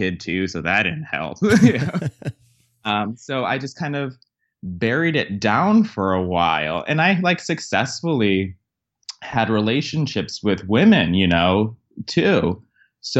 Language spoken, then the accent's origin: English; Connecticut, United States; I grew up in Connecticut, which, as most people know, is a blue kind of liberal state